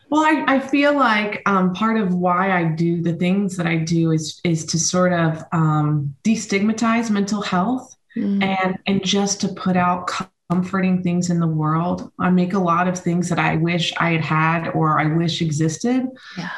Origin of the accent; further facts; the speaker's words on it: United States; also born or lived in Spain; I spent most of my time growing up in the United States